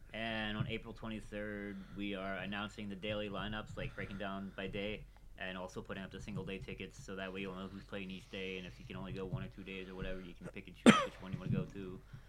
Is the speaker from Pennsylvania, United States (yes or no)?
yes; Philadelphia, Pennsylvania, United States; I'm from Philly. We're Wawa town. Don't have Sheetz here.